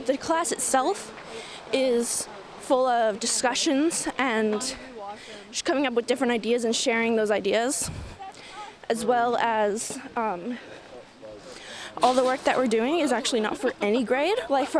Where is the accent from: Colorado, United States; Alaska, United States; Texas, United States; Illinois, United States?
Alaska, United States; Willow; I am from Willow, Alaska.